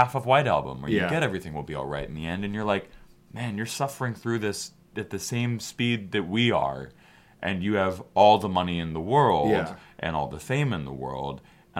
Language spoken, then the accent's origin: English; Chicago, Illinois, United States; I'm from Chicago